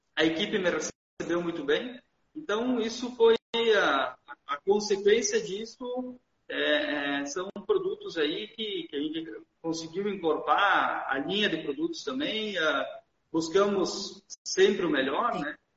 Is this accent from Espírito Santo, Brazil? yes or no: no; Garibaldi, Rio Grande do Sul, Brazil; eu sou natural aqui de Garibaldi, né? Nasci, me criei ah, aqui na, na cidade mesmo